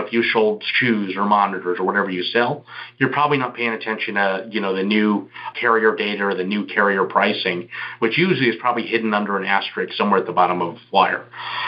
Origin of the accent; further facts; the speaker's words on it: Houston, Texas, United States; now in Las Vegas, United States; I'm from Houston, but I'm based in Las Vegas now.